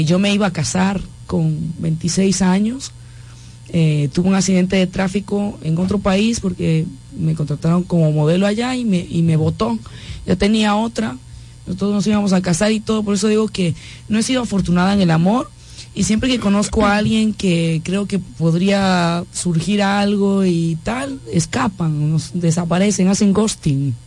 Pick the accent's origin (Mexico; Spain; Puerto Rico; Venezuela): Spain; Galicia; en, mi tierra se habla gallego, yo, yo hablo gallego